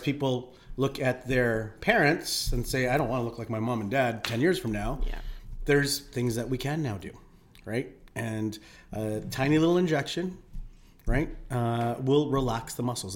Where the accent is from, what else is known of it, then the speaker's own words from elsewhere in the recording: Philippines; now in Calgary, Canada; I'm Filipino.